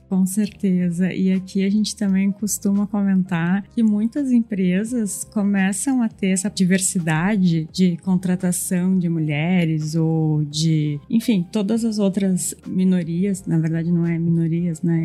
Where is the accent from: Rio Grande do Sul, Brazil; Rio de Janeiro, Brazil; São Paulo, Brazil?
Rio Grande do Sul, Brazil; accent: Rio Grande do Sul (gaúcho); nosso sotaque entrega muito, né? Não tem como a gente não dizer que é do Rio Grande do Sul.